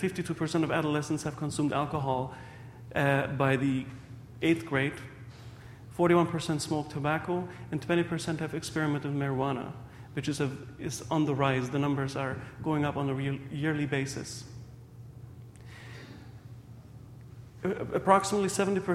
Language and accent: English; Germany; also born or lived in Hungary; now in Windsor, Canada; I was born in Hungary, raised in Germany, and about 9 years ago, I married Stephanie Palanike from Windsor, and currently I'm working in a local hospital there